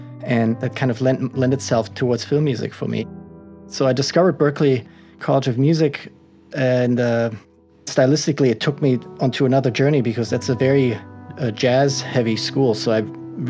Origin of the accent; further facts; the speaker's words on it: Germany; first language German; English is a second language; moved away; I was born and raised in Germany